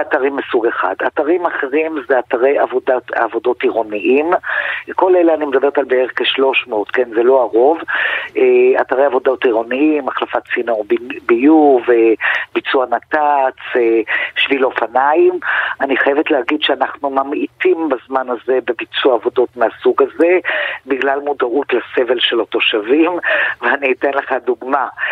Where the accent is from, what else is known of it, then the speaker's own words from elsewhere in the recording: Tel Aviv, Tel Aviv District, Israel; גם אני תושבת תל אביב